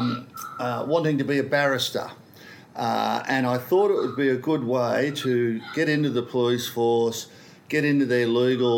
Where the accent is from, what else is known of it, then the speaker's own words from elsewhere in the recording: Sydney, New South Wales, Australia; I grew up in Kingsford, a Randwick area